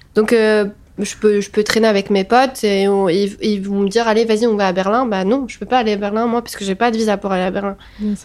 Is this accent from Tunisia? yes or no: yes; Tunis, Tunis Governorate, Tunisia; je suis née à Tunis